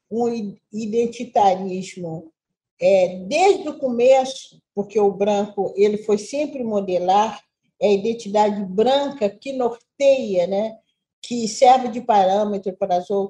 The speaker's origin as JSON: {"language": "Portuguese", "region": "Minas Gerais", "country": "Brazil", "said": "eu conheço bem a linguagem, como mineira também"}